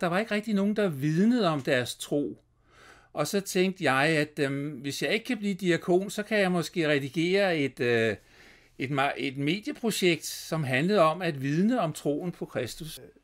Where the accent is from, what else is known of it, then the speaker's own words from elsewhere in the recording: Copenhagen, Capital Region of Denmark, Denmark; jeg voksede op på Christianshavn i København